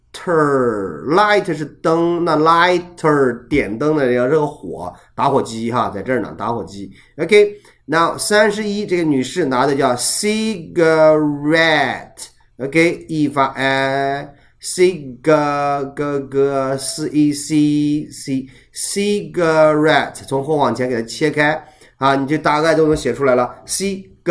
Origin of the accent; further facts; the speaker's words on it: China; 我们作为中国人